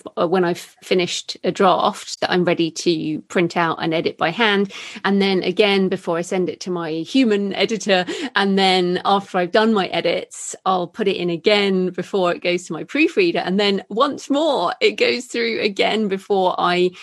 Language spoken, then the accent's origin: English; United Kingdom; I'm British like you